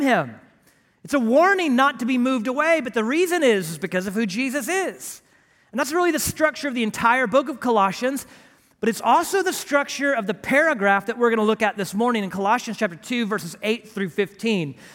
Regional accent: Houston, Texas, United States; grew up as a flatlander in Houston, Texas

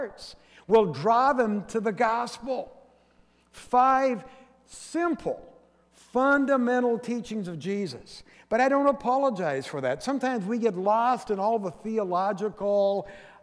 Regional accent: Forks, Washington, United States; my hometown of Forks

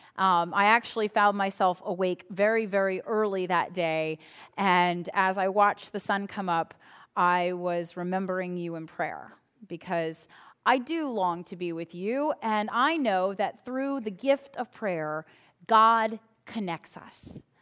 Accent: United States; us as American citizens

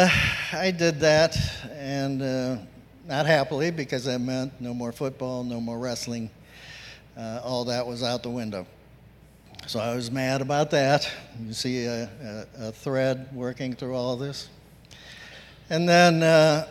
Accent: San Antonio, Texas, United States; moved away; also born or lived in Lordstown, Ohio area; I was born in San Antonio, and Hispanic families are very close and tight-knit. And I grew up in that culture

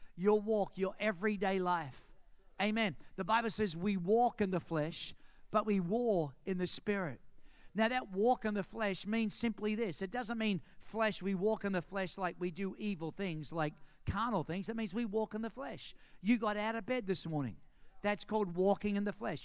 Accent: Australia; accent: Australian; moved away; as soon as I open my mouth, say, Where are you from? And I say, Australia

